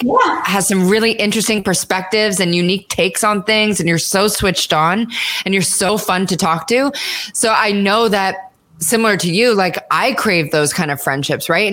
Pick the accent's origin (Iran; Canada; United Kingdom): Canada; moved away; I'm Canadian